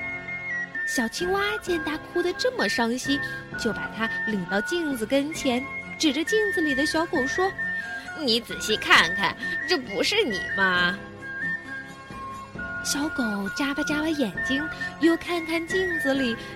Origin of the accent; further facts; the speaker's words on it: Ningbo, Zhejiang, China; 我来自宁波